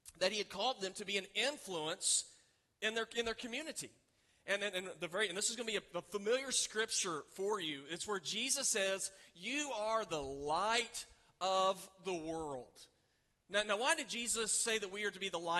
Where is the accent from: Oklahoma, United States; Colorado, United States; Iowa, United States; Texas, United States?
Oklahoma, United States; Oklahoma City; I grew up in Oklahoma City, you can see the city for miles